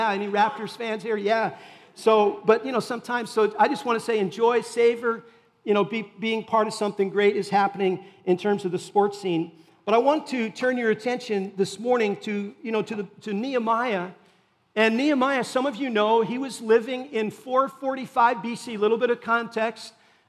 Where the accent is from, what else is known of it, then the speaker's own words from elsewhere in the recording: Rhode Island, United States; born there; I was born in Rhode Island, lived in many different parts of New England and other places beyond.